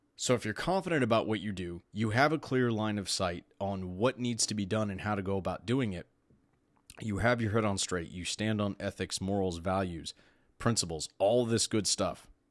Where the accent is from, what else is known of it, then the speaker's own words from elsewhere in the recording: Texas, United States; I'm from Texas.